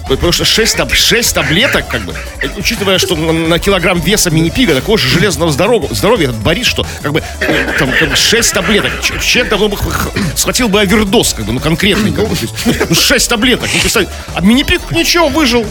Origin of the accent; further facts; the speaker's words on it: Saint Petersburg, Russia; у нас в Петербурге